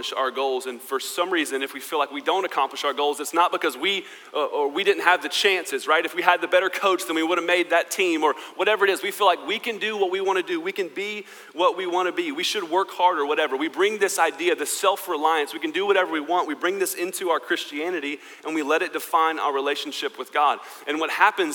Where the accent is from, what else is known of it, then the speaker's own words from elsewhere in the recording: United States; I am American